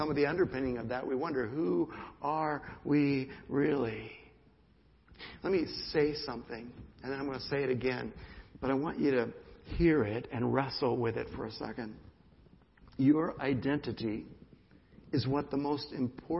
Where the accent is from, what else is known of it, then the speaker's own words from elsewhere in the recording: United States; the privilege of being an American